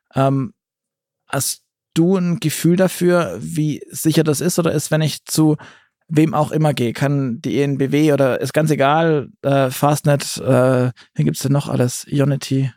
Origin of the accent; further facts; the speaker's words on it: Southern Germany, Germany; jetzt komme ich aus dem Süden